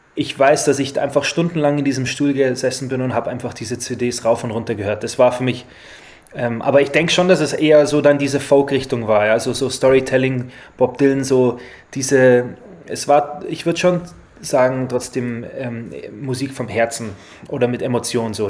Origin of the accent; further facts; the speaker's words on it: Rosenheim, Bavaria, Germany; also born or lived in Australia; wir sind in Rosenheim geboren